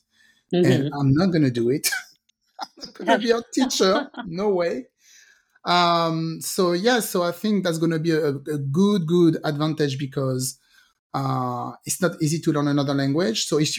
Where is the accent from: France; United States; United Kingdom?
France; first language French; English is a second language; moved away; also born or lived in French Caribbean; Because when I grew up in France, and so I'm from the French Caribbean, and my mom was speaking Creole all day long to me.